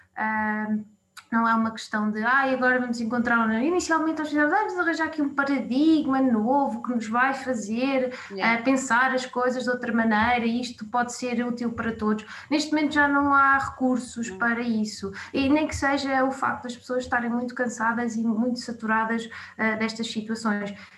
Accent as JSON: {"language": "Portuguese", "town": "Gouveia", "region": "Centro", "country": "Portugal", "tie": "born or raised there", "also_born_or_lived": "Guarda / Coimbra", "moved": "as an adult", "lives_now": "Lisbon, Portugal", "said": "Sou de Gouveia eh, e, portanto, depois estive a Gouveia do secundário"}